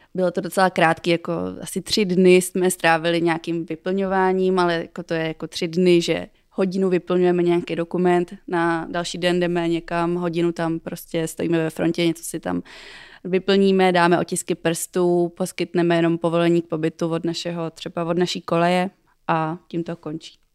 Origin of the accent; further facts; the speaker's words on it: Czechia; U nás je jako populární spíš kuřecí prso